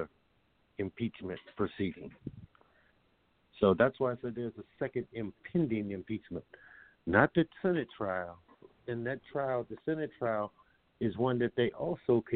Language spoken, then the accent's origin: English; United States; I, as an American citizen